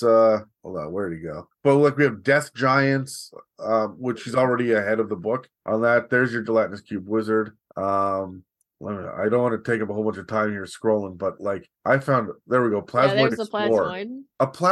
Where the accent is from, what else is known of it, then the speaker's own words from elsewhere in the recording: Canada; Me as a Canadian